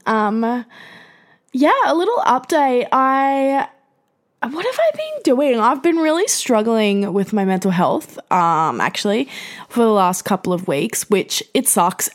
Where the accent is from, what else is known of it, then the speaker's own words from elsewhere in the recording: Gold Coast, Queensland, Australia; as a young person growing up in the Gold Coast in Queensland